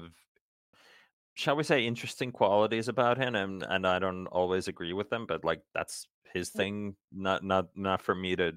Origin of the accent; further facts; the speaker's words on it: Uusimaa, Finland; Kärjä is from my hometown